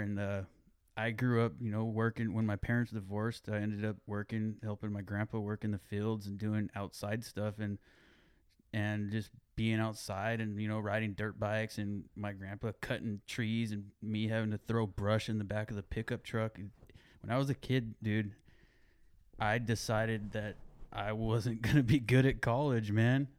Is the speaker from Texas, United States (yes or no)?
no; Greenfield, California, United States; also born or lived in King City, California; growing up in Greenfield, I remember Reuben